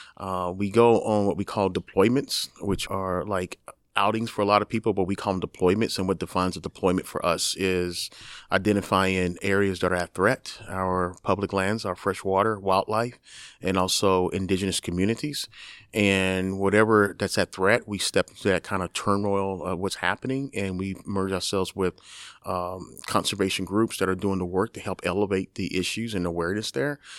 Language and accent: English; Texas, United States; moved away; also born or lived in New York; I'm from Texas and my father's a hunter.